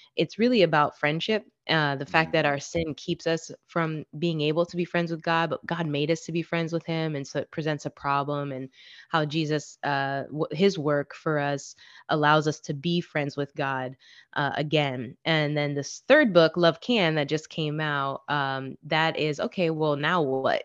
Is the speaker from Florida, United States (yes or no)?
yes; Florida, United States; I'm from Florida